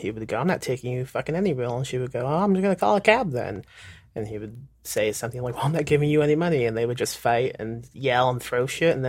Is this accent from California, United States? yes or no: no; Indiana, United States; now in San Antonio, United States; I'm in Texas. I'm in San Antonio, but right. I'm from Indiana.